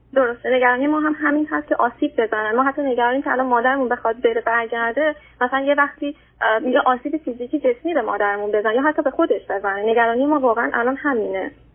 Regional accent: Iran; moved away as an adult; now in Australia; ایران هستم فقط من خارج از کشورم

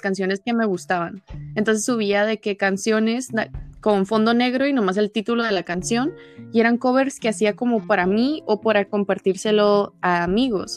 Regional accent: Tijuana, Baja California, Mexico; soy de Tijuana, los dos somos norteños

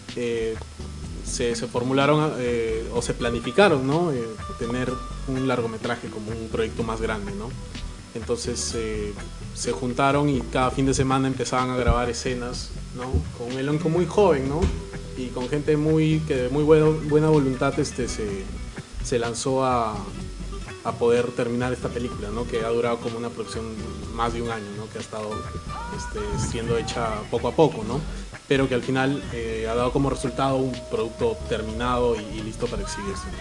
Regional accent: Arequipa, Peru; vengo de Arequipa

